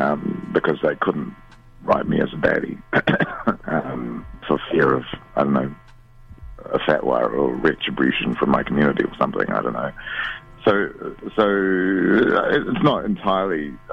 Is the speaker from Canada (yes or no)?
no; India; I mean, I'm Indian, and my view of the world is influenced by that.